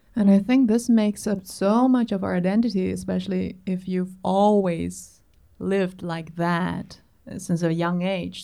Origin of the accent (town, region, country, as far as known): Berlin, Germany